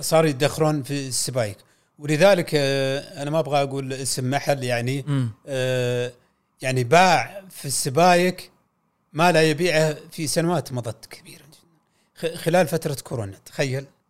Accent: Saudi Arabia; عندنا في السعوديه

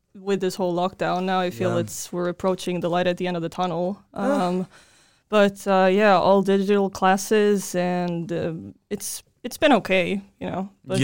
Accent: Stockholm, Stockholm County, Sweden; English is a second language; I am 25 from Stockholm, Sweden, the most beige country on earth, I think.

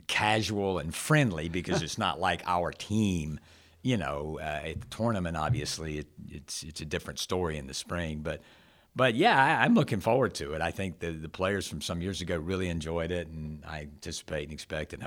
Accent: Charlotte, North Carolina, United States; also born or lived in Gastonia / Rock Hill / Lancaster / Burlington; We grew up in and around Charlotte. We lived in Gastonia. We lived in Rock Hill. We lived in Lancaster, Burlington. So the Carolinas

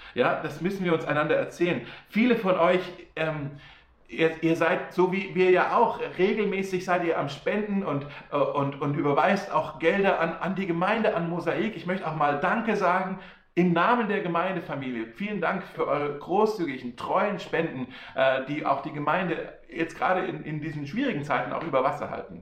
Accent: Germany; Wir Deutsche

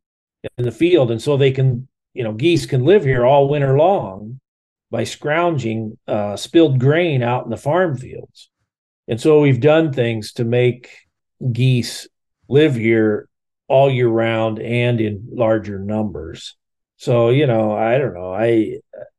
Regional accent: Iowa, United States; I grew up in Iowa

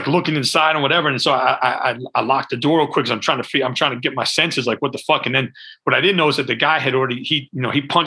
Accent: Montclair, New Jersey, United States; moved away as an adult; also born or lived in Belleville, New Jersey / Los Angeles; now in California, United States; I'm from Jersey. Yeah, I'm from Jersey. I was born in Montclair

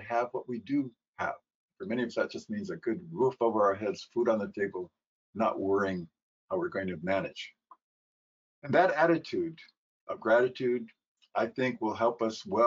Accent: California, United States; now in New York, United States; Originally a Californian, but now I'm a New Yorker

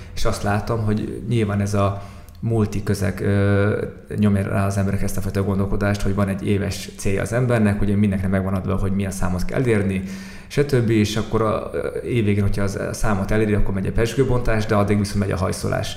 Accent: Mongolia; moved away; amit valószínűleg én gyerekkoromban láttam már Mongóliában

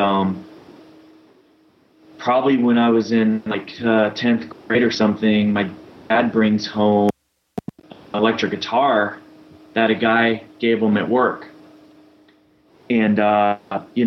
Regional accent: Northern Virginia, United States; I grew up in Northern Virginia around the area

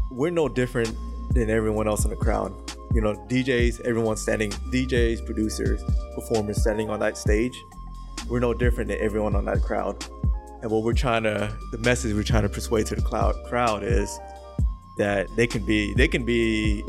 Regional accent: Bay Area, California, United States; also born or lived in Santa Barbara; we're from the Bay Area

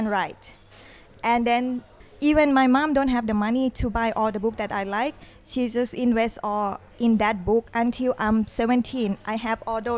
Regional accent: Prachinburi, Thailand; English is a second language; moved away as an adult; also born or lived in Bangkok; I born in Prachinburi.

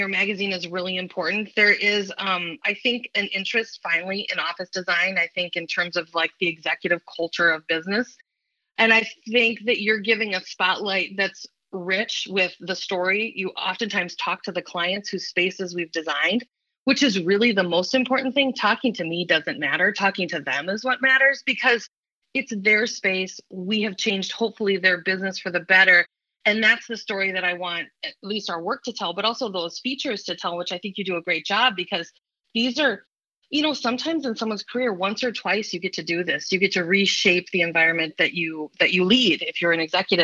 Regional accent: St. Paul, Minnesota, United States; I grew up in St. Paul

